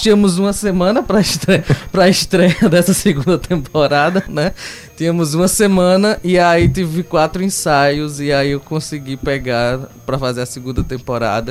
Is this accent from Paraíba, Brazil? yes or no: yes; Campina Grande, Paraíba, Brazil; moved away as an adult; now in João Pessoa, Brazil; Comecei como ator em Campina Grande, eu sou natural de Campina Grande